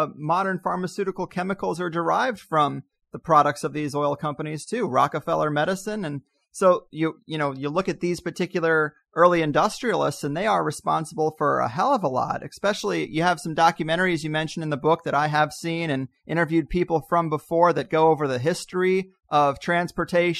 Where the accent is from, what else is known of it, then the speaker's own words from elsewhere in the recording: Missouri, United States; now in Southern California, United States; I grew up in Missouri